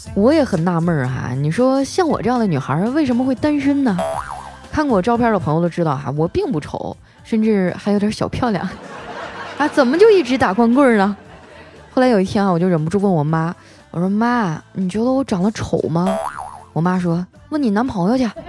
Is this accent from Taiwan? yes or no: no; Heilongjiang, China; moved away; 我老家黑龙江了嘛